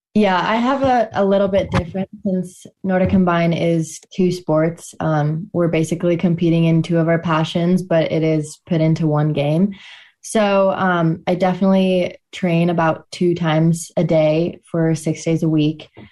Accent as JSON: {"language": "English", "town": "Steamboat Springs", "region": "Colorado", "country": "United States", "said": "I'm from Steamboat Springs, Colorado"}